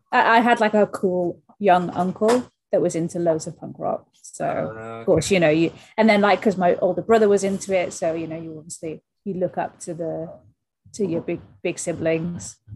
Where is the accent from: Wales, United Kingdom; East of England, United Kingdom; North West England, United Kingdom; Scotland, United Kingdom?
Wales, United Kingdom; South Wales, yeah. So we would we were just just as so the big venue for us was Newport.